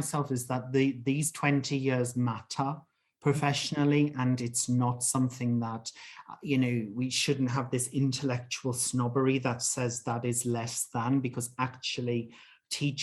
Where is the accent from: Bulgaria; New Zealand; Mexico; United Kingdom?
United Kingdom; England; moved away as an adult; I'm British. I'm from England. Haven't lived there for, you know, over 20 years